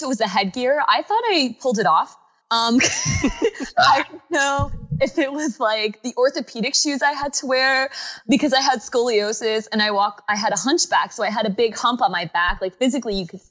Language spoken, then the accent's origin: English; Connecticut, United States; I was born in Connecticut